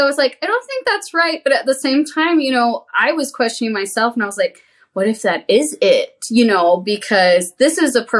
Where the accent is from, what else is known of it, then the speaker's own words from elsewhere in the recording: Texas, United States; I grew up in Texas